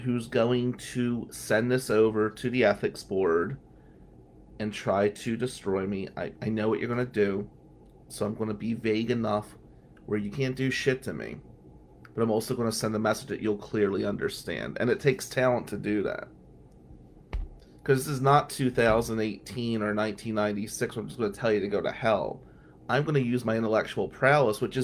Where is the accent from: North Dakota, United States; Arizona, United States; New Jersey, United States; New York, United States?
New Jersey, United States; Atlantic City; I'm still from Atlantic City